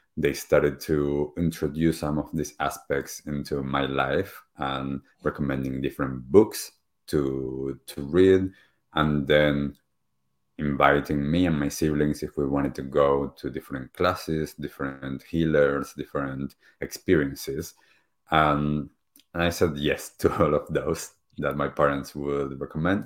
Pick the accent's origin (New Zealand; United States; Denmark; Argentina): Argentina; moved away; I grew up back in Argentina